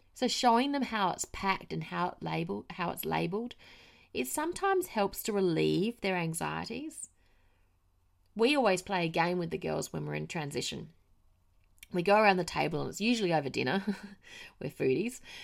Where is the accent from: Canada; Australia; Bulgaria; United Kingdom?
Australia; moved away; I am Australian